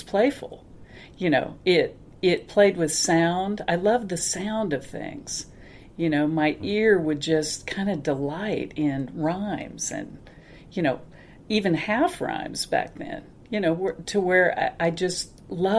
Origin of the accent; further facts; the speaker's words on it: Kansas, United States; now in Denver, United States; I grew up in a small town in Kansas